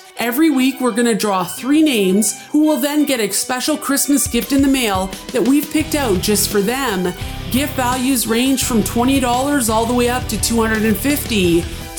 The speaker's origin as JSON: {"language": "English", "town": "Timmins", "region": "Ontario", "country": "Canada", "tie": "born or raised there", "said": "my hometown of Timmins, Ontario"}